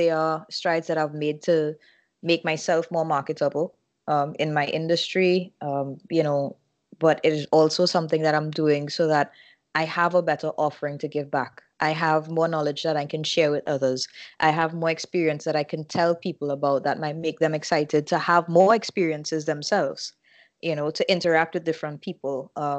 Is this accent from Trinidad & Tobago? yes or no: yes; Trinidad & Tobago; And I think where I'm coming from Trinidad and Tobago, we have a lot of growing to do.